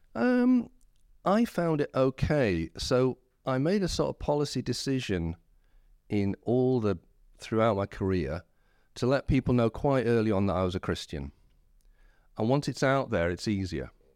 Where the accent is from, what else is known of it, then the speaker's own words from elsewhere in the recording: Whitby, Yorkshire and the Humber, United Kingdom; also born or lived in Scarborough; I was born in Whitby, and my family was sort of church attenders